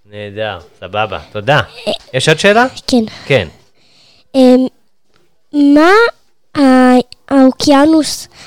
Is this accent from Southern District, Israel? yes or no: no; Karmiel, Northern District, Israel; אני מכרמיאל, אני מאזין לפודקאסט ילדי טבע.